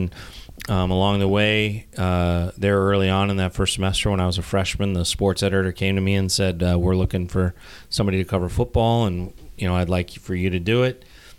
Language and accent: English; Boulder, Colorado, United States; moved away as an adult; I grew up in the Boulder area